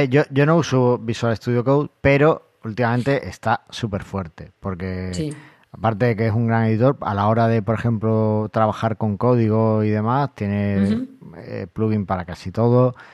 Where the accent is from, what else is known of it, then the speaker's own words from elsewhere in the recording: Argentina; vosotros que como soy argentino tenéis mucha labia